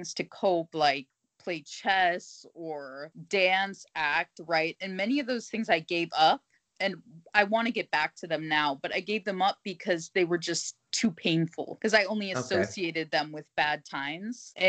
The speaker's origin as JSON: {"language": "English", "country": "United States", "moved": "yes", "lives_now": "Germany", "said": "I'm originally from America, but right now I live in Germany."}